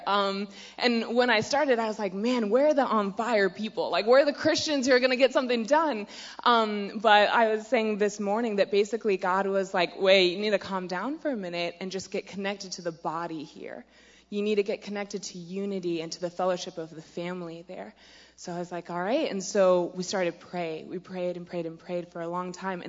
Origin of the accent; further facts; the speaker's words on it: Virginia Beach, Virginia, United States; I'm from Virginia Beach, Virginia